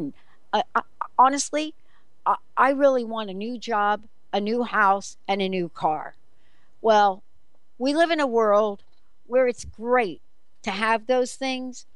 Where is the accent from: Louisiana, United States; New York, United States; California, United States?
New York, United States; New York City; I'm the girl from the Bronx